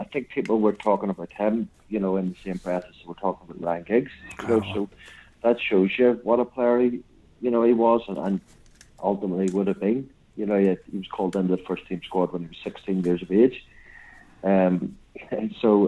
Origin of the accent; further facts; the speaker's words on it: Northern Ireland, United Kingdom; moved away; also born or lived in Newcastle / Blackburn; we're both from Northern Ireland